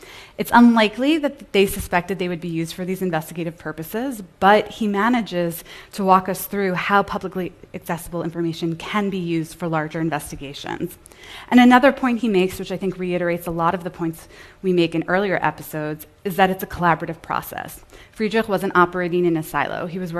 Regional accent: United States; I'm an American

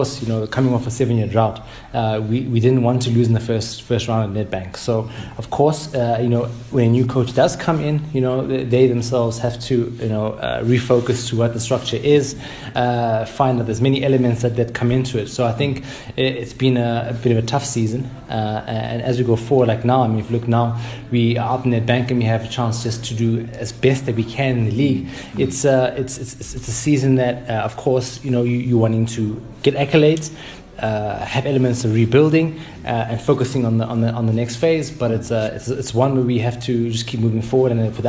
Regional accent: Soweto, Gauteng, South Africa; Of course, we want to see Soweto on the map. You know, now we're from Soweto and we want it to be number one.

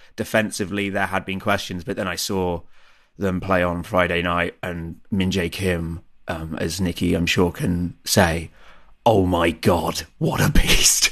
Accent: England, United Kingdom; now in Germany; being English

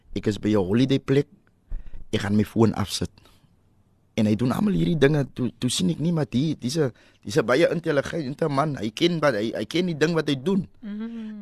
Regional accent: Cape Town, Western Cape, South Africa; also born or lived in Hillview; ek het 19 jaar groot geword in Parkwood. Ons verhuis

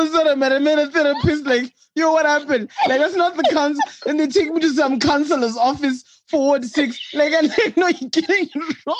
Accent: Bulawayo, Zimbabwe; accent: Shona; I am one of those Shona people where, because I think I grew up in Bulawayo

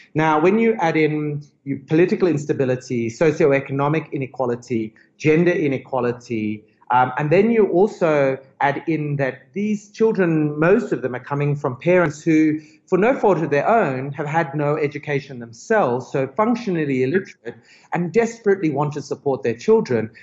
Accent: Australia; now in South Africa; I'm, I'm originally Australian, but I'm a very, very proud honorary South African

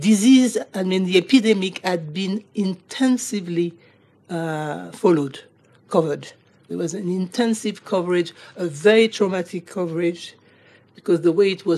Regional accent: Côte d’Ivoire; moved away; I'm from Côte d'Ivoire

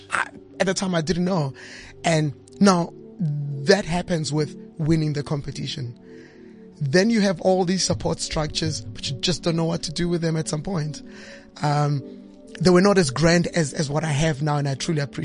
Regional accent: South Africa; as South African musicians

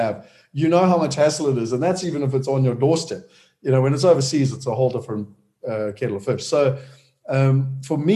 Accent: Durban, KwaZulu-Natal, South Africa; moved away as an adult; also born or lived in London; I was born in Durban, so I'm a South African

